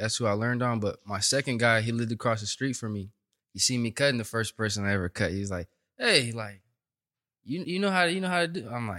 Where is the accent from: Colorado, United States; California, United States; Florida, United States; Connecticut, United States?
California, United States; Stockton; moved away as an adult; also born or lived in Bay Area, California; now in Los Angeles, United States; I was born in the Bay Area. But okay. We moved out to Stockton when I was younger.